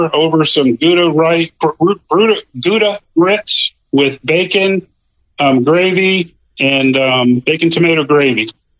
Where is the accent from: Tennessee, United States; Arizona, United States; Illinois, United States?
Tennessee, United States; now in Florida, United States; I'm from Tennessee originally, and I grew up bass fishing and loved it.